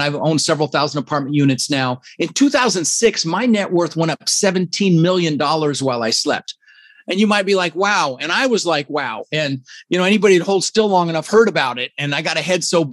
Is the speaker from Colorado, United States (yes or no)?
yes; Denver, Colorado, United States; English is a second language; also born or lived in Netherlands; we ended up in Denver, Colorado